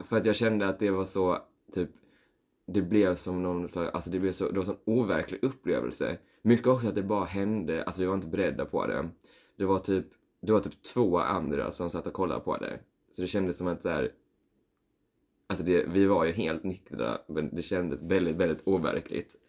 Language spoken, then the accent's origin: Swedish; Skåne, Sweden; jag är från Skåne